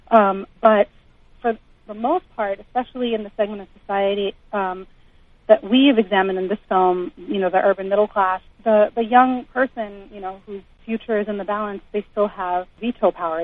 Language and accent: English; United States; I was raised like in the United States